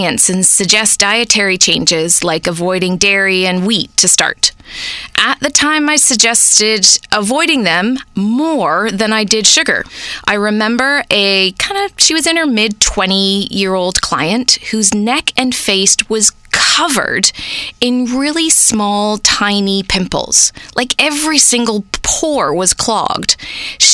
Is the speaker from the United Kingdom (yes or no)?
yes; United Kingdom; also born or lived in England; now in Canada; I specialized in skin as a British beauty therapist